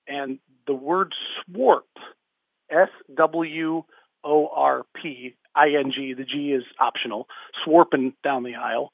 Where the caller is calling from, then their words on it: Warren County, Indiana, United States; I'm calling from Seeger High School in rural Warren County, Indiana.